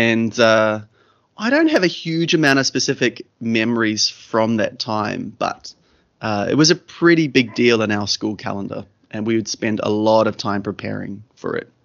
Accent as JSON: {"language": "English", "town": "Kaikohe", "region": "Northland", "country": "New Zealand", "tie": "born or raised there", "said": "the first chapter was probably the years between 1 and 10 when we were growing up in Kaikohe in the far north of New Zealand"}